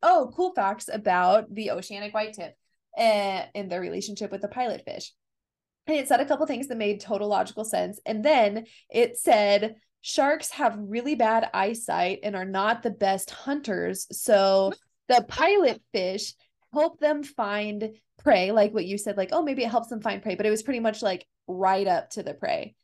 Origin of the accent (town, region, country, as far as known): United States